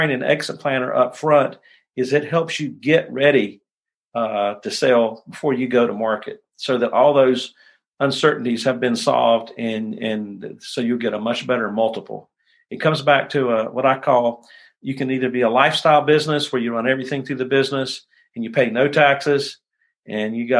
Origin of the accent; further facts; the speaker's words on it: United States; as Americans, as American business owners